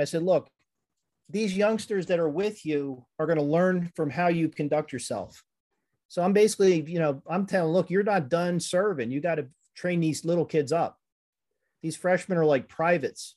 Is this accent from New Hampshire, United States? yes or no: no; Conshohocken, Pennsylvania, United States; also born or lived in Norristown, Pennsylvania; I grew up in Conshohocken and then moved out to Norristown